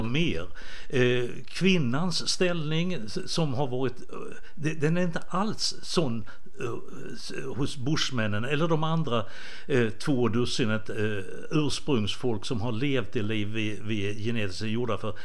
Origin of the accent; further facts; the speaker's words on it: Båstad, Skåne, Sweden; moved away; also born or lived in Rwanda; Båstad, mm. som jag, där jag är uppvuxen.